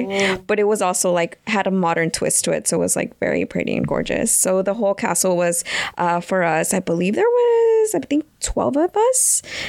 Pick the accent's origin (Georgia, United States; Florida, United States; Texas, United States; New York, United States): Texas, United States; I come from Texas.